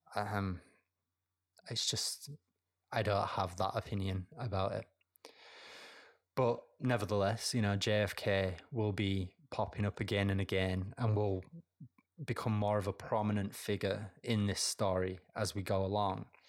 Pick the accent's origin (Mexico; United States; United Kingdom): United Kingdom; I'm British